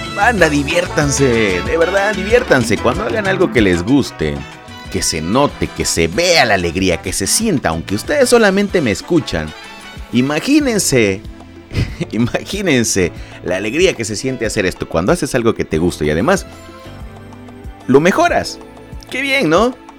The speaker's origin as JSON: {"language": "Spanish", "town": "Lerdo de Tejada", "region": "Veracruz", "country": "Mexico", "tie": "born or raised there", "lives_now": "Veracruz, Mexico", "said": "yo soy nacido en Ciudad Lerdo de Tejada, Veracruz, México"}